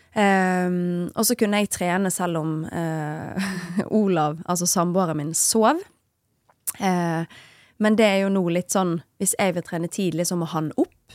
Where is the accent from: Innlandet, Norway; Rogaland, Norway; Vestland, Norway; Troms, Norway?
Vestland, Norway; Bergen; now in Oslo, Norway; jeg er jo en bergenser